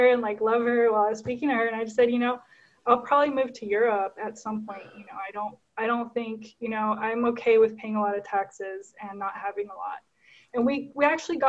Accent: Guatemala; now in McCook, United States; I was born and raised in Guatemala. So I'm actually Guatemalan.

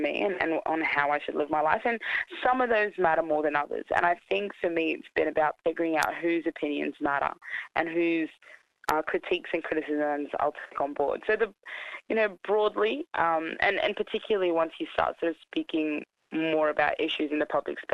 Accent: Australia; also born or lived in Sudan; My family is a mix of Egyptian and Turkish, and I grew up in Australia

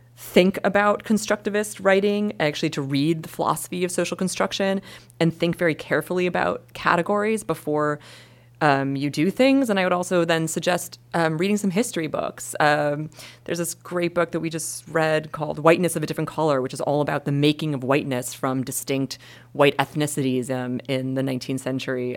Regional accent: Wisconsin, United States; I'm from Wisconsin

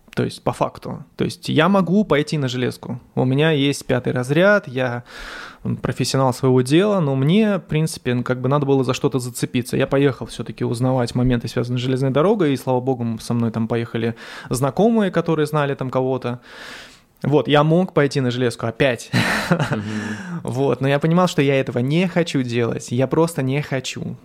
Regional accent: Dzerzhinsk, Donetsk Oblast, Ukraine; moved away as an adult; also born or lived in Skopin, Ryazan Oblast, Russia / Moscow, Russia; now in Saint Petersburg, Russia; я вообще родился в Скопине, это Рязанская область, но по распределению от родителей мы поехали в город Дзержинск, это на Украине, это Донецкая область

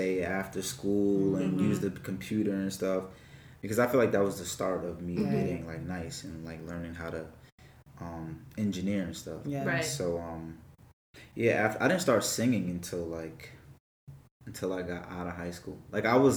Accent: Freeport, New York, United States; I'm from Freeport, New York, a little city. Well, not really little, but it's in Long Island

